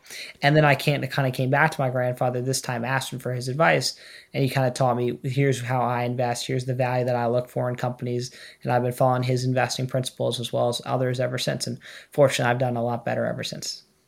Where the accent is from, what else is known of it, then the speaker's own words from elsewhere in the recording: New York, United States; moved away as an adult; now in Boston, United States; I'm from New York